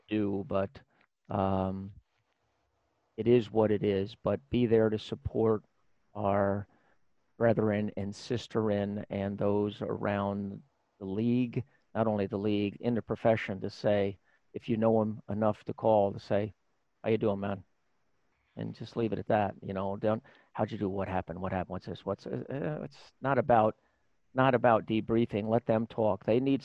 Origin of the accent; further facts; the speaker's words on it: New York, United States; moved away as an adult; also born or lived in Indiana; I chose to leave my home state of New York